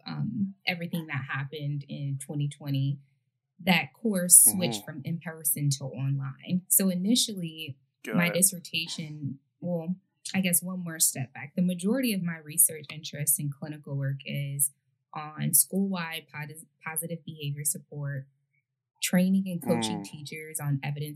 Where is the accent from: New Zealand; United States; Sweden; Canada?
United States; Detroit, Michigan; I'm from the East Side, which is the Metro Detroit area